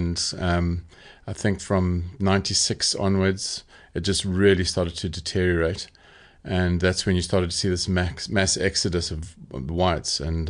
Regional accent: Zimbabwe; moved away as an adult; also born or lived in Bulawayo; Well, I actually grew up in Zimbabwe. So I was born in Bulawayo in Zimbabwe, was Rhodesia then. And we grew up in a small town and we went to a boarding school out of town in the middle of the bush.

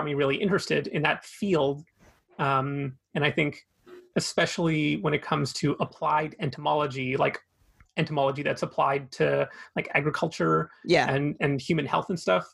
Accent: Fraser Valley, British Columbia, Canada; also born or lived in Vancouver, Canada; I grew up in the Fraser Valley, so only about an hour east of Vancouver. So I'm a local guy.

